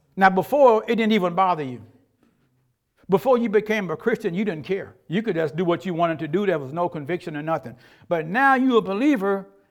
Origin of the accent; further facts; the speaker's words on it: United States; because we are Americans